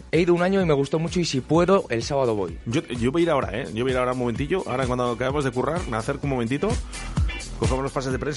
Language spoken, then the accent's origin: Spanish; Pedrajas de San Esteban, Castile and León, Spain; soy de Pedrajas